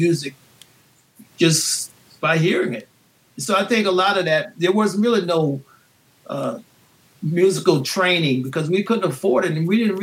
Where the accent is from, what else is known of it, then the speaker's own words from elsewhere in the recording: New Orleans, Louisiana, United States; growing up in New Orleans